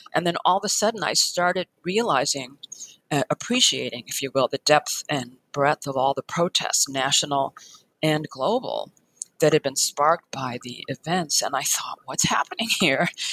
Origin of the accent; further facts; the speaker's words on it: Chicago, Illinois, United States; I was born in Chicago. Um, I went to public schools all the way until college